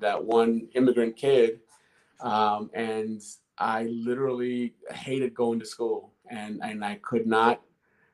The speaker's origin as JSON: {"language": "English", "town": "Boston", "region": "Massachusetts", "country": "United States", "tie": "born or raised there", "also_born_or_lived": "Dominican Republic", "first_language": "Spanish", "second_language": "English"}